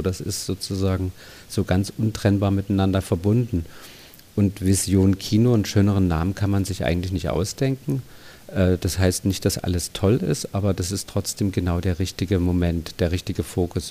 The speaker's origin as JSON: {"language": "German", "town": "Dresden", "region": "Saxony", "country": "Germany", "tie": "born or raised there", "also_born_or_lived": "Munich", "moved": "as an adult", "said": "ich bin ja in Dresden geboren, habe in der DDR so eine Grundschullehrerausbildung gemacht"}